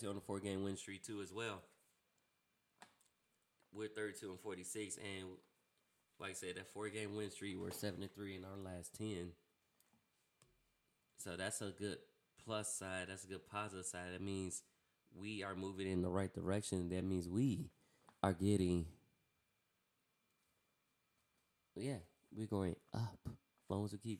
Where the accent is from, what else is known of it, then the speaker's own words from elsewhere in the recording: Chicago, Illinois, United States; I'm from Chicago, and I rep city hard